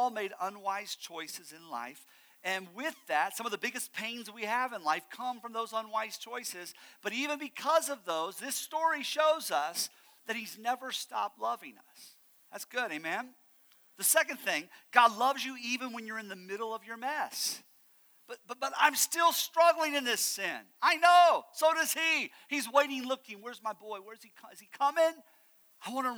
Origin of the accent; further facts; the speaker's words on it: Ohio, United States; moved away; I am from Ohio